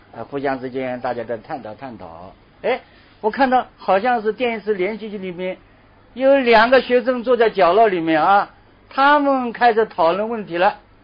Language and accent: Chinese; China; 我们中国人特别强调